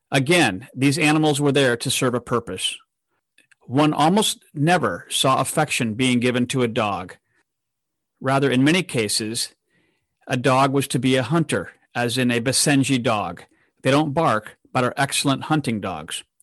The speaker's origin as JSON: {"language": "English", "country": "DR Congo", "tie": "born or raised there", "said": "I share my experiences of growing up in the Democratic Republic of Congo in Central Africa."}